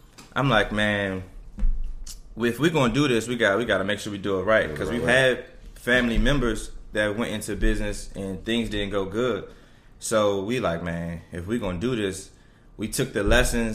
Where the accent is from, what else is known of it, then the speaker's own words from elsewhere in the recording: Washington, District of Columbia, United States; I'm from Washington, D.C., Riggs Park. I went to McKinley Tech